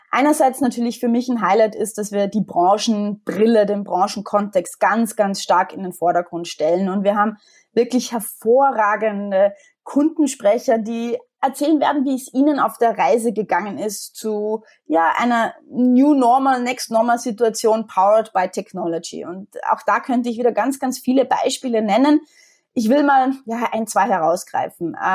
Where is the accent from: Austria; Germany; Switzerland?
Austria; jetzt bin ich Österreicherin, wie man unschwer erkennen kann und wie viele Österreicher bin ich absolut Wintersportfanatisch.